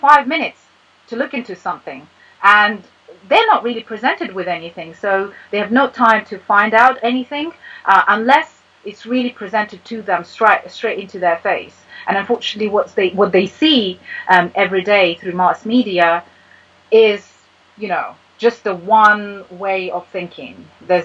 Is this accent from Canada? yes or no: no; Russia; moved away as an adult; also born or lived in United States; now in United Kingdom; I was born and raised in Russia, then I lived here for 12 years